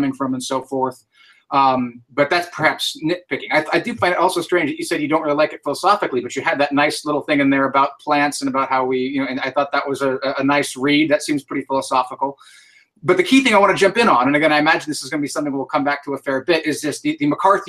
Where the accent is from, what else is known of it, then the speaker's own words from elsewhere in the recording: San Francisco, California, United States; we're still in San Francisco, which of course is my hometown